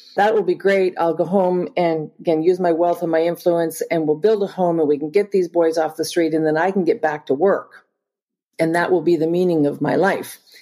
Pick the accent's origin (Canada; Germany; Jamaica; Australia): Canada; Northern Ontario; also born or lived in Springfield, Missouri; I'm Canadian and I grew up in Northern Ontario